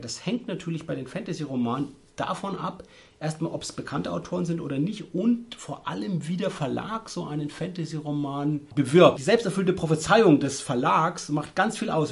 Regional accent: Würzburg, Bavaria, Germany; bei uns in Würzburg

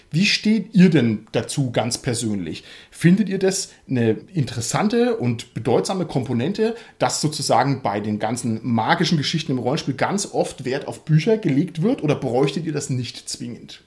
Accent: Germany; bei uns in Deutschland, in unserer kleinen Szene

